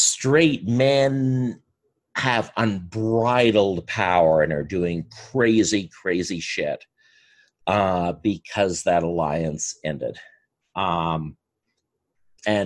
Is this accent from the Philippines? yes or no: no; Canada; As a Canadian